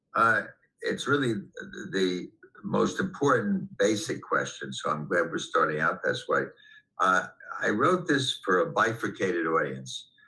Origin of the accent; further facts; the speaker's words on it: New York City, New York, United States; I grew up in Manhattan as a kid on the West Side